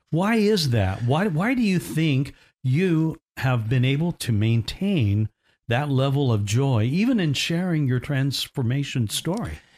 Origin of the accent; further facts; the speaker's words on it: Indiana, United States; I grew up in Indiana